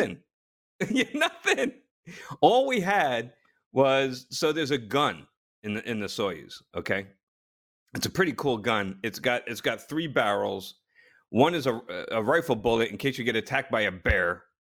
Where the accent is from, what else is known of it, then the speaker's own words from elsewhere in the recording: New Jersey, United States; I grew up in Jersey